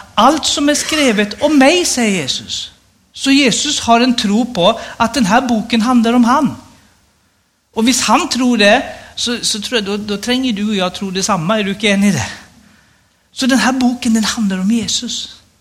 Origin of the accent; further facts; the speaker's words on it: Stockholm, Stockholm County, Sweden; moved away as an adult; also born or lived in Rogaland, Norway; now in Nannestad, Norway; Jag är född och uppvuxen i Stockholm